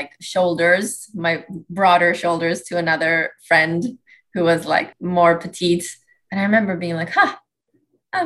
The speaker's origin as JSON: {"language": "English", "town": "Helsinki", "region": "Uusimaa", "country": "Finland", "moved": "as an adult", "lives_now": "Atlanta, United States", "said": "I'm originally from Helsinki, Finland"}